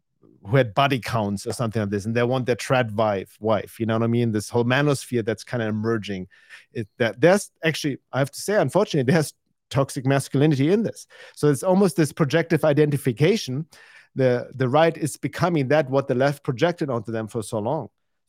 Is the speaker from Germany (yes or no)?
yes; Germany; I'm from Europe.